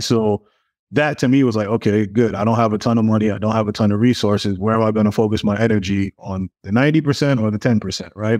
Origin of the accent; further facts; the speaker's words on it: New York City, New York, United States; I grew up in Brooklyn, um, in a really big family